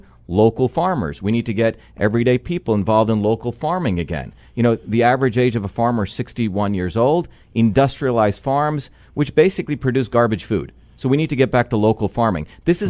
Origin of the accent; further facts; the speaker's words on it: New Jersey, United States; You know, when I grew up in New Jersey, those are my people, my school teachers who work their buns off